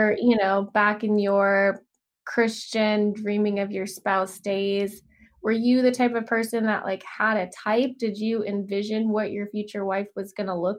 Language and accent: English; the South, United States; now in Los Angeles, United States; growing up in the South